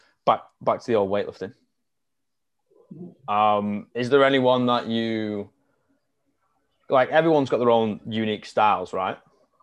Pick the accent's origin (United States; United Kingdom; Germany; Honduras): United Kingdom; the Northwest, North West England; moved away; I'm from the Northwest, which is a massive, like, that's basically where rugby league started.